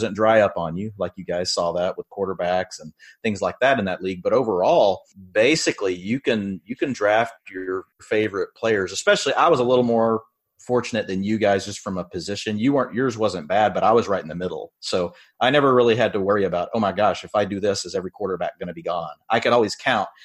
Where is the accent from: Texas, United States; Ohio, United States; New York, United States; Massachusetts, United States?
Texas, United States; I'm from Texas. I live in the Dallas-Fort Worth area